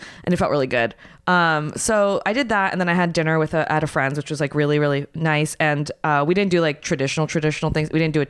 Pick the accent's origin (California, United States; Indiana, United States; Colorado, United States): California, United States; San Francisco; I am from San Francisco.